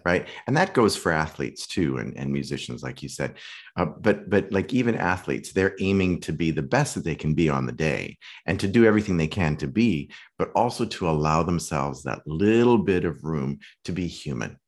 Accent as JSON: {"language": "English", "town": "Saskatoon", "region": "Saskatchewan", "country": "Canada", "tie": "born or raised there", "also_born_or_lived": "London / New York / Malibu", "moved": "as an adult", "lives_now": "Los Angeles, United States", "said": "I grew up in Canada, in Western Canada, in a great little city called Saskatoon."}